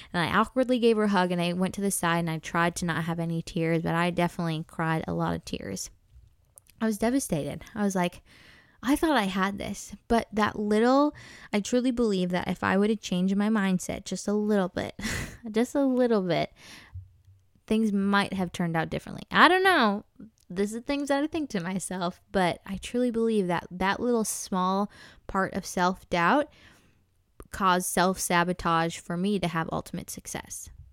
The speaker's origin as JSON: {"language": "English", "region": "Minnesota", "country": "United States", "tie": "born or raised there", "said": "I'm originally born and raised in Minnesota"}